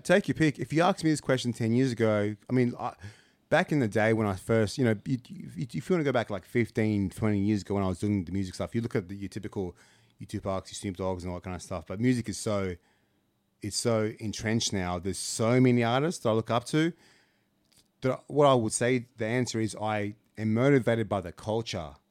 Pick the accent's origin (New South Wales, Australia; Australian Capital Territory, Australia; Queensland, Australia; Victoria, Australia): Australian Capital Territory, Australia; Canberra; when I was growing up in Canberra